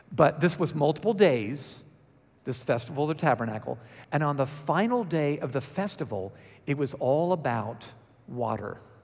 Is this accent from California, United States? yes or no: no; Georgia, United States; accent: Georgia; my Georgia accent